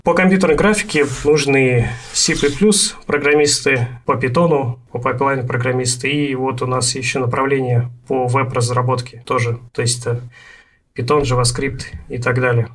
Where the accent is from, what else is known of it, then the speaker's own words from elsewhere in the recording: Omsk, Omsk Oblast, Russia; also born or lived in Sakhalin; now in Voronezh, Russia; вот в Омске у нас